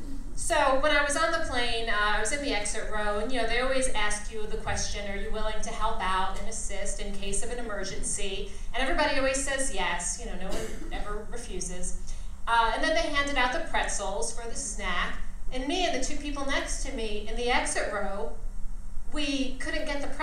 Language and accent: English; New York City, New York, United States; I'm from New York